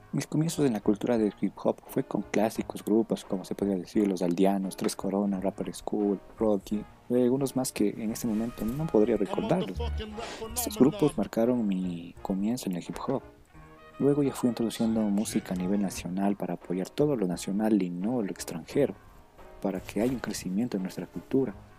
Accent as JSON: {"language": "Spanish", "country": "Ecuador", "said": "la cultura de aquí del Ecuador"}